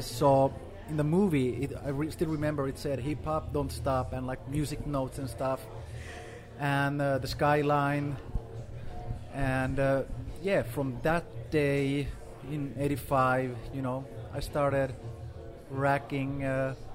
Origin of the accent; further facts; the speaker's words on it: Gothenburg, Västra Götaland, Sweden; moved away as an adult; also born or lived in Finland; I'm originally from Finland, but I grew up in Sweden in a town called Gothenburg.